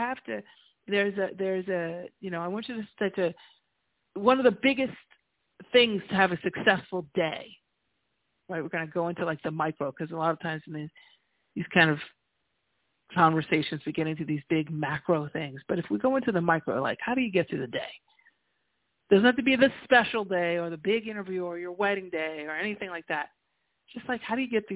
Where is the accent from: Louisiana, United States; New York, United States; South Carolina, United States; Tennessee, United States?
New York, United States; moved away as an adult; also born or lived in New Jersey; now in La Jolla, United States; I'm a New Yorker by trade, right? I was born in New York. I was born and raised, and then spent 22 years in Jersey before I came to La Jolla, to California